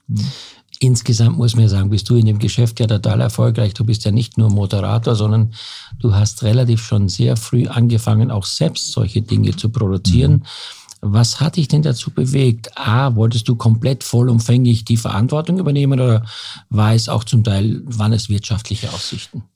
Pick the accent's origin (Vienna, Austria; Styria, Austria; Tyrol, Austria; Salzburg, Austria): Styria, Austria; Graz; moved away; also born or lived in Hamburg; in unserer oder in meiner Heimat Steiermark ja. in Graz